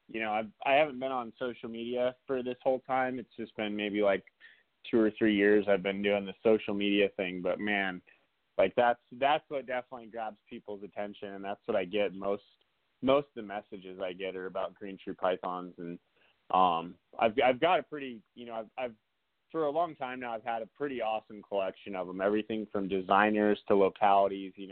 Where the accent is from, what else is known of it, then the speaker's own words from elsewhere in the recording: South Dakota, United States; I grew up in the Black Hills of South Dakota